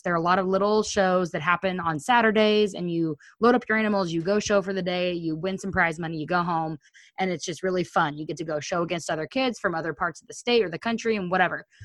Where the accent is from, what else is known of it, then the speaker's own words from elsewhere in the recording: Missouri, United States; We're from Missouri